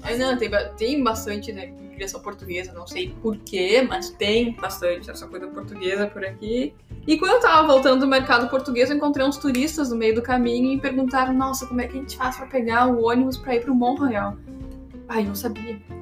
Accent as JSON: {"language": "Portuguese", "country": "Brazil", "moved": "yes", "said": "eu sou do Brasil"}